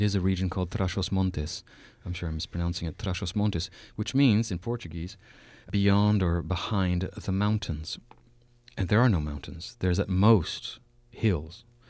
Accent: Canada; also born or lived in Saskatoon, Saskatchewan; for four years in Canada, I'm Canadian

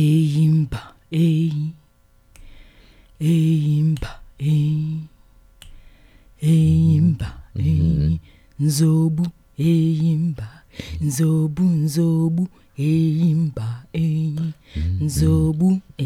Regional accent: Nigeria; moved away; my time growing up in Nigeria, West Africa.

